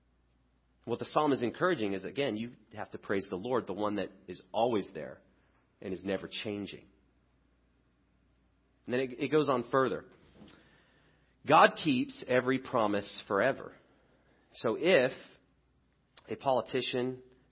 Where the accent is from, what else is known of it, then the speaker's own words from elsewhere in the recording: England, United Kingdom; now in United States; I grew up in England